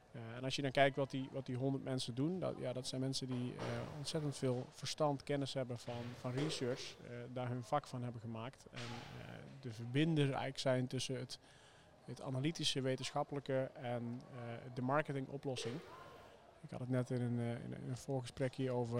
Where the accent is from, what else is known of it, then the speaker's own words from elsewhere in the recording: Zeelandic Flanders, Netherlands; zowel Heesam als ik zijn eh, op, opgegroeid in Zeeuws-Vlaanderen